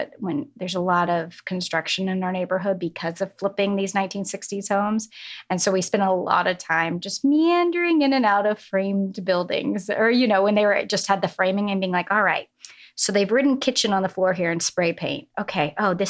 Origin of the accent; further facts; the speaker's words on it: New England, United States; born there; I like to say it's because I was born in New England and we go back every summer.